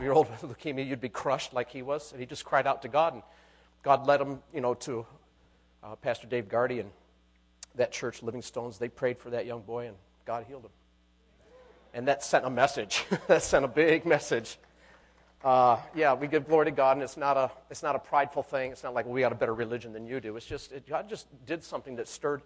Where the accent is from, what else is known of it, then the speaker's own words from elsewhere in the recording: United States; as an American